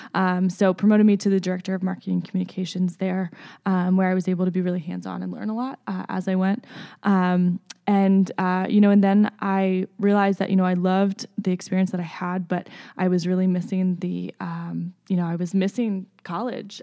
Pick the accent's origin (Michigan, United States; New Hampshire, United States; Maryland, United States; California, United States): Maryland, United States; Baltimore; moved away as an adult; now in Lawrence, United States; born and raised in the Baltimore area in, in Maryland